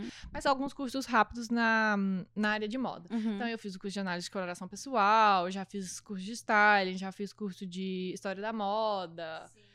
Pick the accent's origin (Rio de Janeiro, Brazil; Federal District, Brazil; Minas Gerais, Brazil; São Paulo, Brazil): Minas Gerais, Brazil; Araxá; moved away as an adult; now in Miami, United States; no Brasil eu sou de Araxá, tipo, é uma cidade pequena.